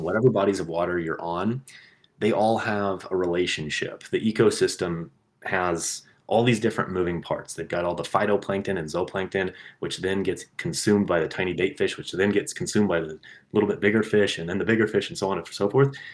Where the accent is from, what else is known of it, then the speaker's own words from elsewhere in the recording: Kansas, United States; What I grew up with in Kansas was reservoirs, um, farm ponds, but I didn't grow up with like rivers